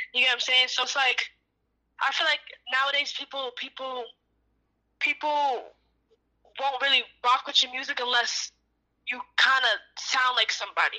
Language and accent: English; Jamaica; Definitely some curry goat oxtail. I'm Jamaican.